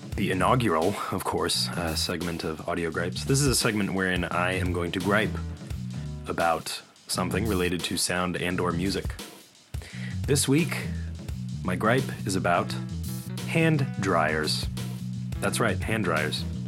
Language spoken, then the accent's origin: English; Winnetka, Illinois, United States; moved away; Winnetka, Illinois, the suburb from which I'm from